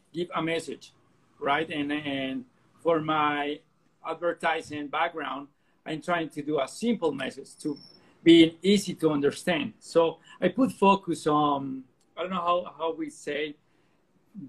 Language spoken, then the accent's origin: English; Colombia; I'm from Colombia.